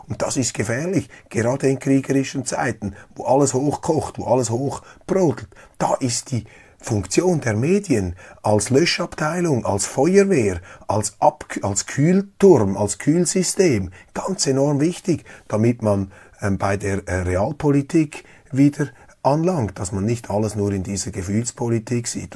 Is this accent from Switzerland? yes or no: yes; Switzerland; Als Schweizer